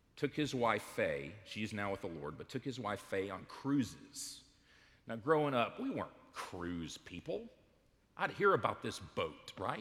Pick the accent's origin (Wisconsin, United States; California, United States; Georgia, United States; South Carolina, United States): Georgia, United States; Smyrna; we grew up in Smyrna, Georgia